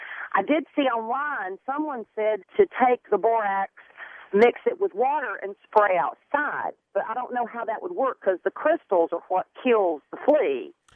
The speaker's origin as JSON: {"language": "English", "region": "South Carolina", "country": "United States", "tie": "born or raised there", "moved": "yes", "said": "And I grew up in South Carolina."}